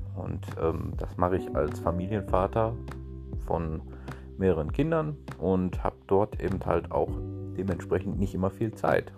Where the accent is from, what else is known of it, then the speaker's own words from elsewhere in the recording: Ruhr area, North Rhine-Westphalia, Germany; accent: leichter Dialekt (Ruhrgebiet); bin eine einfache Person aus dem Ruhrgebiet, wie man vielleicht auch schon an meinem leichten Dialekt hört